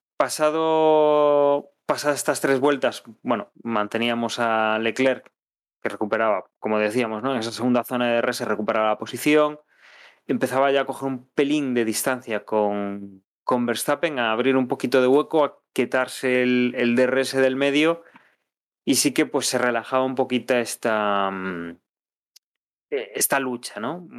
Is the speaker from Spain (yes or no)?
yes; Spain; somos españoles